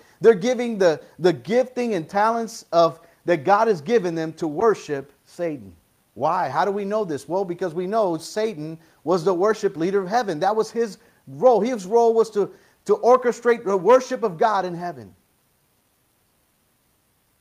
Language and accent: English; United States; I'm an American